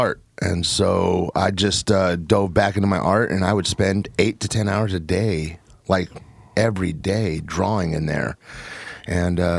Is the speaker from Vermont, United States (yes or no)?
no; Portland, Oregon, United States; also born or lived in Seattle; I grew up in Northeast Portland until I was about 12, 13 years old, back through the 70s and 80s when it really was the hood